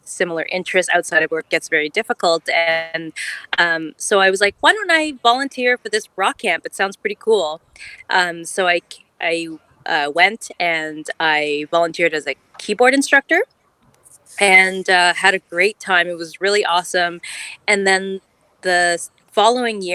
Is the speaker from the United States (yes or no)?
no; Ottawa, Ontario, Canada; I'm born and bred in Ottawa